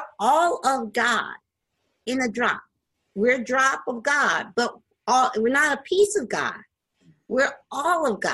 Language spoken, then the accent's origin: English; the East Coast, Northeast, United States; I'm from the East Coast and in the Northeast, and I'm not used to seeing palm trees.